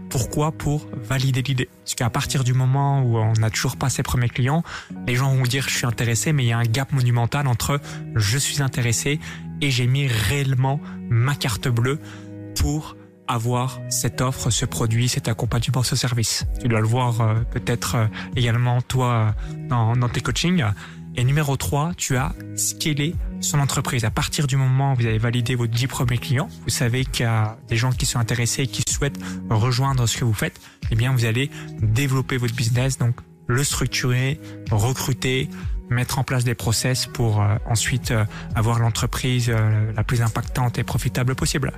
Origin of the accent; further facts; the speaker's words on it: France; Je suis français